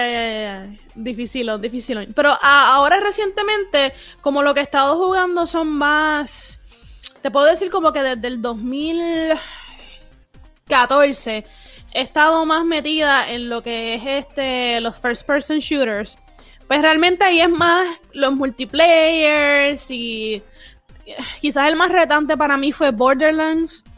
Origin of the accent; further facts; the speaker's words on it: Puerto Rico; soy una boricua bien rara